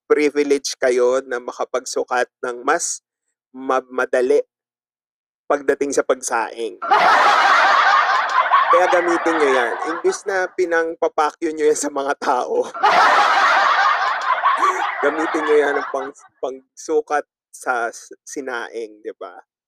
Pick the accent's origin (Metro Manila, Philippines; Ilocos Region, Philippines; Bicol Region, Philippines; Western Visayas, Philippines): Bicol Region, Philippines; Ticao Island; sa probinsya namin sa Tikau Island